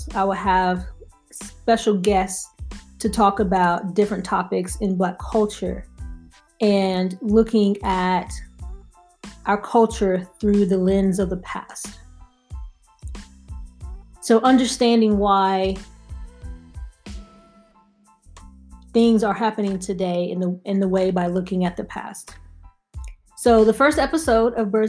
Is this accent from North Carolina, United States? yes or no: yes; North Carolina, United States; moved away as an adult; now in Maryland, United States; I am originally from North Carolina, so if you hear the accent, that is why